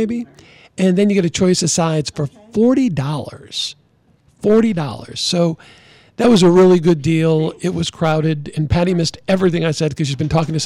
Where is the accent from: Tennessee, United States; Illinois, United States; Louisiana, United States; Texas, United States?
Louisiana, United States; Chalmette; I'm from Chalmette